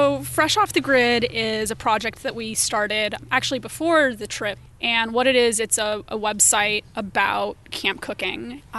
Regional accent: Los Angeles, California, United States; I'm a Los Angeles native, but I'm currently living on the road, exploring the United States for a year

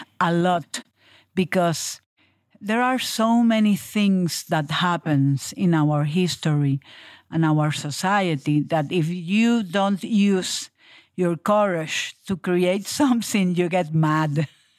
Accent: Puerto Rico; from Puerto Rico

